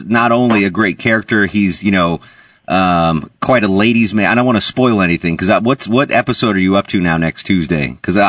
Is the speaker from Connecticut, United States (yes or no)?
yes; Connecticut, United States; Like you, I'm actually from Connecticut, and I went to school in New York